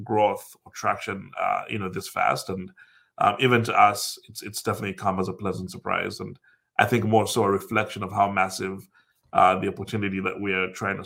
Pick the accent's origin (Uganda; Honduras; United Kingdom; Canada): Uganda; moved away as an adult; also born or lived in United States / Dublin, Ireland; growing up in Africa